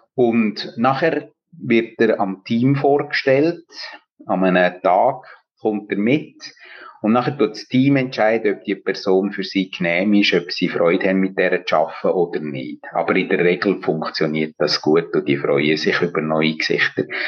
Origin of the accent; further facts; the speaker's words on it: Engadin, Graubünden, Switzerland; moved away as an adult; also born or lived in Bern / Schwarzenburg; Ich bin in Engadin aufgewachsen und habe in Bern Theologie studiert